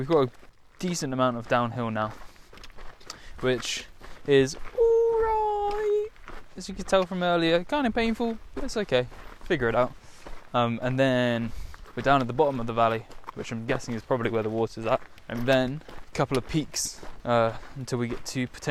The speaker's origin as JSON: {"language": "English", "region": "south coast of England", "country": "United Kingdom", "said": "south coast England"}